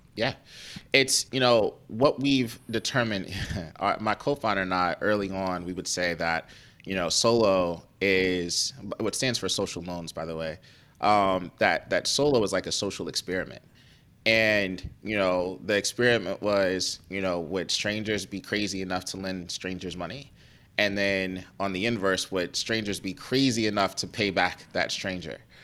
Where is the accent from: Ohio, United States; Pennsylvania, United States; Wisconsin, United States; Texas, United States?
Ohio, United States; Cleveland; moved away; also born or lived in New York; I grew up in Cleveland, uh, Ohio